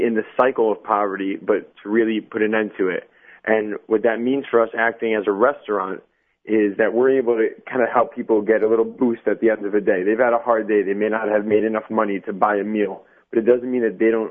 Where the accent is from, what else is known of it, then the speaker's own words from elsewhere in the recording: New York City, New York, United States; I'm from Brooklyn. I've been living here for around 11 years